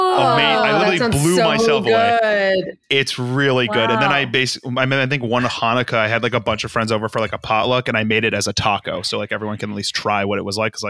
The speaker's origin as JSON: {"language": "English", "town": "Boca Raton", "region": "Florida", "country": "United States", "tie": "born or raised there", "also_born_or_lived": "Norwalk, Connecticut / Connecticut / New York", "moved": "as an adult", "lives_now": "Los Angeles, United States", "said": "I was born in Norwalk. And then I grew up in Boca Raton"}